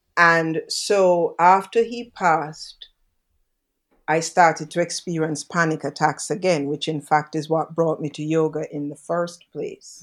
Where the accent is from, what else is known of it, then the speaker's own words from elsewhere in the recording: Jamaica; I'm from Jamaica.